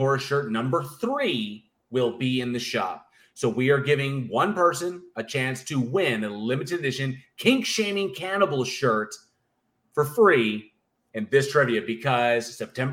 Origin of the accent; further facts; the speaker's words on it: United States; I'm American and I'm not British.